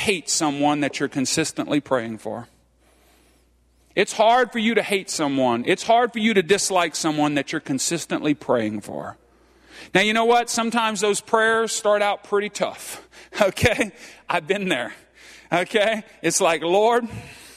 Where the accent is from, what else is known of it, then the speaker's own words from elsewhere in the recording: Cajun, Louisiana, United States; I'm Cajun